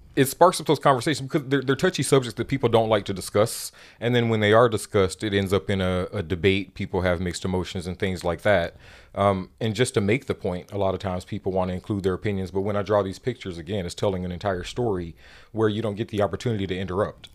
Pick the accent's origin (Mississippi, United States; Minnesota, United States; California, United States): Mississippi, United States; moved away as an adult; now in Oregon, United States; Growing up in Mississippi